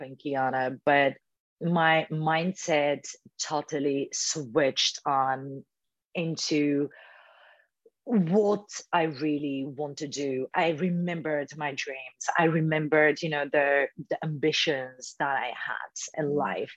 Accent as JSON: {"language": "English", "country": "Bulgaria", "second_language": "English", "moved": "as an adult", "lives_now": "London, United Kingdom", "said": "my house back in Bulgaria"}